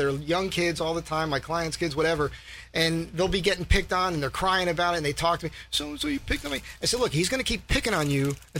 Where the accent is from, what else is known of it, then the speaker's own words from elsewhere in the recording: Seaside Park, New Jersey, United States; also born or lived in Clifton / Paterson / Vernon; And then my hometown, I consider Seaside Park, New Jersey.